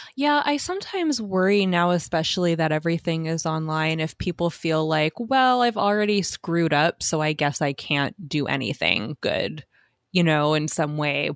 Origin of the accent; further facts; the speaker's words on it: Southwest, United States; I'm from the Southwest also